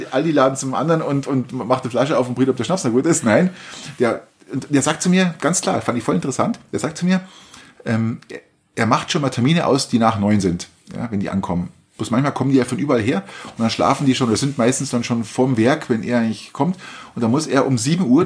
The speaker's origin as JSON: {"language": "German", "region": "Bavaria", "country": "Germany", "said": "Wir kommen aus Niederbayern Volk."}